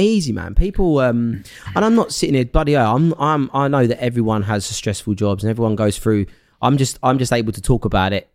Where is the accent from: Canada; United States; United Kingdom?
United Kingdom; Essex, East of England; where I grew up in Essex.